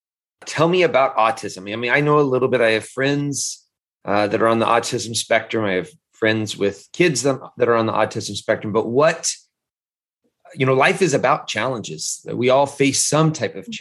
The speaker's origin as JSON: {"language": "English", "area": "Tri-Cities", "region": "Washington", "country": "United States", "tie": "born or raised there", "said": "the same area where I grew up here in the Tri-Cities"}